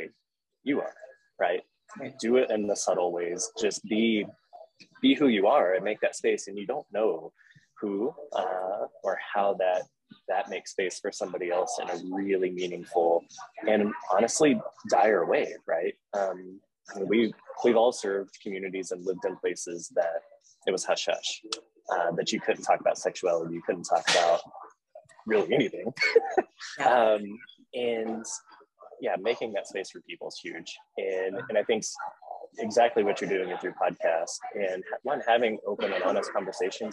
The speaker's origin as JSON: {"language": "English", "region": "Texas Panhandle", "country": "United States", "tie": "born or raised there", "moved": "yes", "said": "I grew up in the Panhandle of Texas."}